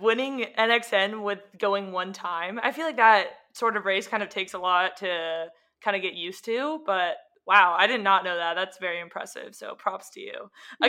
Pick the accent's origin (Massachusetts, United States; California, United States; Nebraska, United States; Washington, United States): California, United States; I was from California